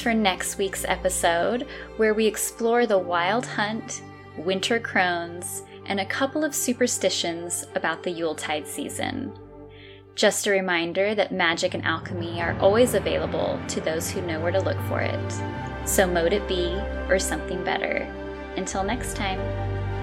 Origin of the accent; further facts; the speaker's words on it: California, United States; moved away as an adult; now in Azores, Portugal; growing up in California my whole life, I've lived in Northern